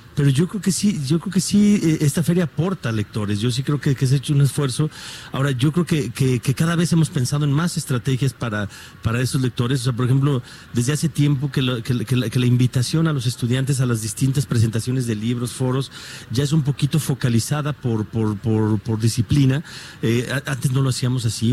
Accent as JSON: {"language": "Spanish", "town": "Guadalajara", "region": "Jalisco", "country": "Mexico", "said": "como tapatío, como mexicano, como rector"}